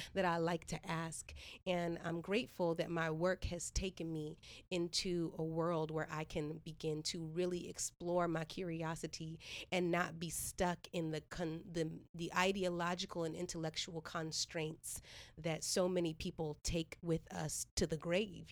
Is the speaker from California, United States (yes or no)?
yes; Stockton, California, United States; also born or lived in Washington, D.C.; I was born in D.C., raised in Stockton